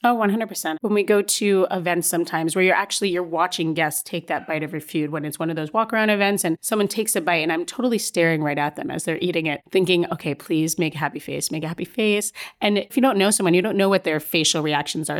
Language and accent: English; Stamford, Connecticut, United States; also born or lived in Chicago, Illinois; born in Chicago but grew up in Stamford, Connecticut